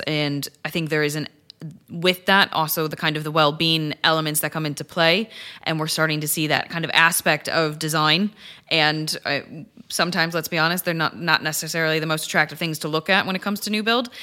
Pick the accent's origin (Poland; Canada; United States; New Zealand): United States; Chicago, Illinois; moved away as an adult; now in United Kingdom; I'm originally from Chicago